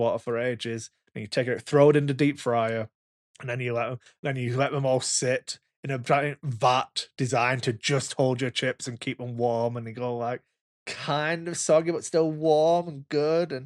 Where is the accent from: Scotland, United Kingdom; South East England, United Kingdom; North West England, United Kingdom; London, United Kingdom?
North West England, United Kingdom; Wigan; I'm from Wigan